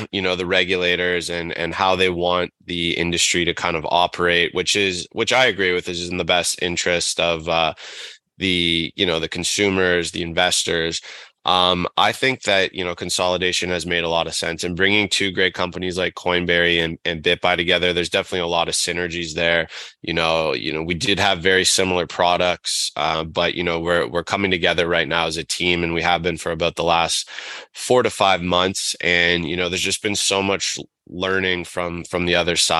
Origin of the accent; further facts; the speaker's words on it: Toronto, Ontario, Canada; So I'm from Toronto, grew up in kind of the Midtown area here.